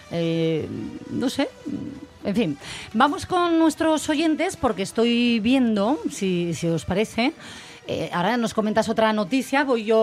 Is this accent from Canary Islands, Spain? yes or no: no; Asturias, Spain; cómo somos los asturianos